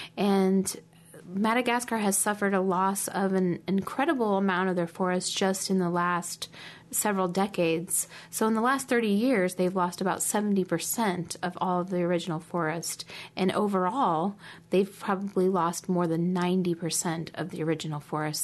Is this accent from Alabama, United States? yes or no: no; Omaha, Nebraska, United States; growing up in Omaha